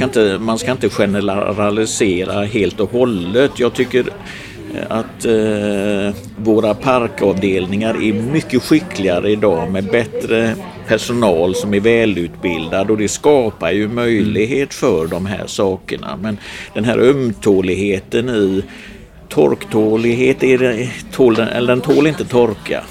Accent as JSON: {"language": "Swedish", "town": "Gothenburg", "region": "Västra Götaland", "country": "Sweden", "tie": "born or raised there", "said": "jag är ju uppvuxen i Göteborg, östra stadsdelarna i närheten av Delsjöreservatet"}